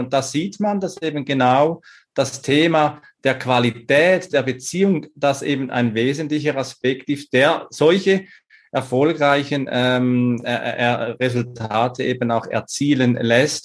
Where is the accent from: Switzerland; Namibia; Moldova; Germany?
Switzerland; moved away; also born or lived in Salzburg, Austria; Zum einen bin ich in der Schweiz geboren